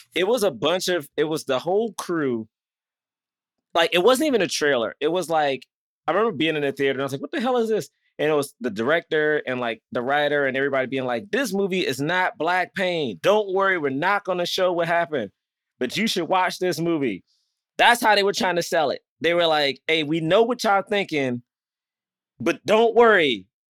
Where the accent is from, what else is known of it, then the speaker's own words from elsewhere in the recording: Southeast, United States; growing up in Southeast, and Black history was a great importance to my school